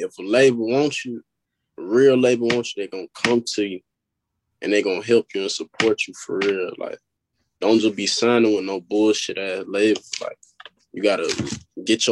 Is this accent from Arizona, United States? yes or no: no; Pensacola, Florida, United States; I'm from Pensacola, Florida